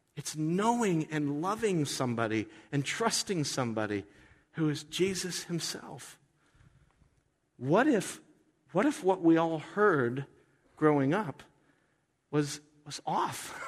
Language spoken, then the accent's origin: English; United States; I'm an American. I love my country.